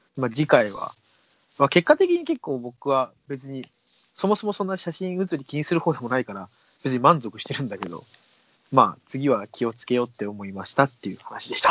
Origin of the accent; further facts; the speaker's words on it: Saitama, Japan; 僕、埼玉県民